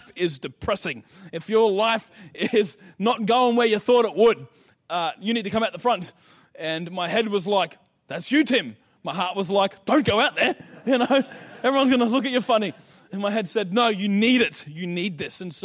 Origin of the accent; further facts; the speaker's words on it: Ipswich, Queensland, Australia; now in Mackay, Australia; I was born in Ipswich, come from Bundamba. Being from Ipswich